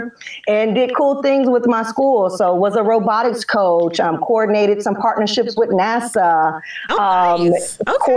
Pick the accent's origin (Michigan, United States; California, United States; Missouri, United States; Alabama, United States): Missouri, United States; St. Louis; now in Atlanta, United States; I'm from St. Louis